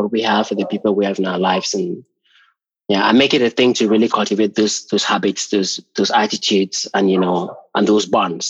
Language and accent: English; Cameroon; moved away as an adult; now in Hamburg, Germany; No, I'm not from Germany originally. I've been living here for the past 19 years. Yeah, I'm from Cameroon originally, but I've been living in Germany for the past 19 years and here in Hamburg for the past 12.